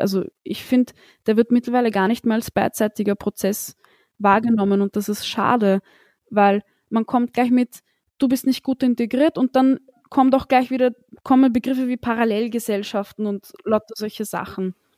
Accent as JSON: {"language": "German", "country": "Austria", "tie": "born or raised there", "said": "ich bin in Österreich geboren"}